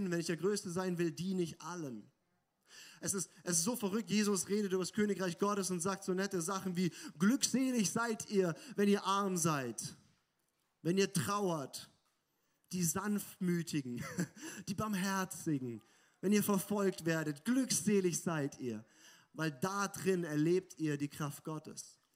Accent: Germany; oder oder äh, als, als Deutsche sind wir da auch ganz gut.

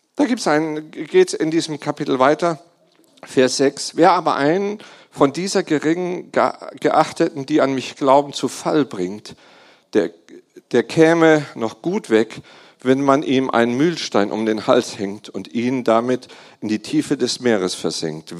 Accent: Germany; ich bin Deutscher

